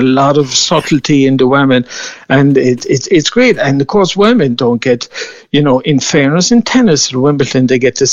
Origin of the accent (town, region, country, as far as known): Mallow, Munster, Ireland; born or raised there